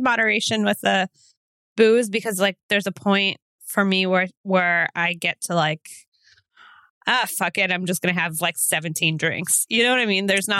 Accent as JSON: {"language": "English", "area": "near Erie", "region": "northwestern Pennsylvania", "country": "United States", "said": "Oh, I'm from Northwestern, like up near Erie, Pennsylvania."}